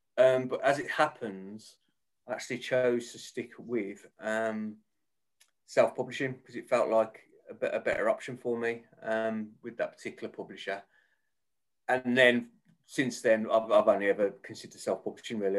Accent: Birmingham, West Midlands, United Kingdom; accent: Birmingham; You probably tell by my accent, I'm a, a Birmingham based author uh, born and bred.

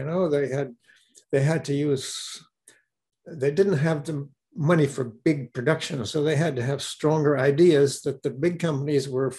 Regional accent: Hollywood, California, United States; But growing up in Hollywood.

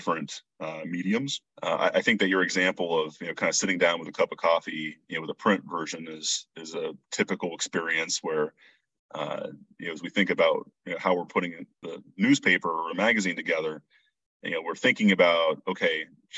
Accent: near Lima, Northwest Ohio, United States; I grew up in Northwest Ohio, family farm, not terribly far from the Indiana line, near Lima.

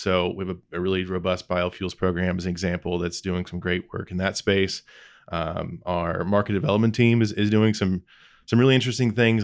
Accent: Lebanon, Indiana, United States; I grew up in Lebanon, Indiana, just northwest of Indianapolis. It's home. It's always been home.

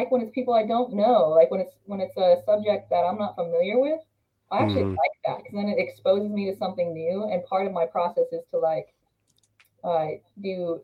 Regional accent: Utah, United States; moved away as an adult; now in North Carolina, United States; after I moved cross country, because I'm from Utah, I'm now in North Carolina

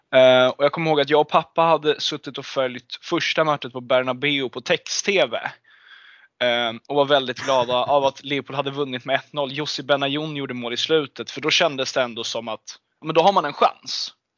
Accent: Stockholm, Stockholm County, Sweden; jag är 21 år gammal och kommer från Stockholm

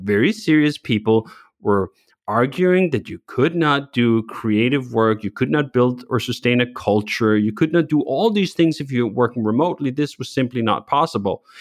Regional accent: Copenhagen, Capital Region of Denmark, Denmark; moved away as an adult; now in United States; I grew up in Copenhagen, a city of bikes

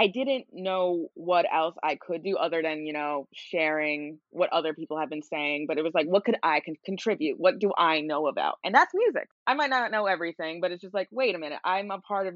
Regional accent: New York City, New York, United States; I'm in New York currently, and I'm born and raised in New York

